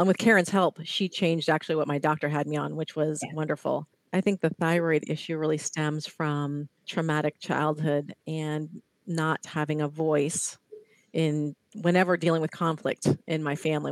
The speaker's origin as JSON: {"language": "English", "region": "Ohio", "country": "United States", "tie": "born or raised there", "moved": "yes", "lives_now": "California, United States", "said": "I'm in California. I grew up in Ohio"}